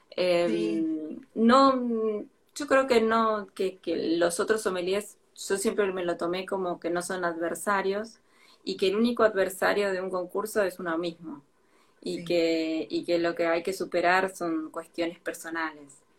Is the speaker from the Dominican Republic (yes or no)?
no; Argentina; moved away as an adult; now in France; desde que me fui de Argentina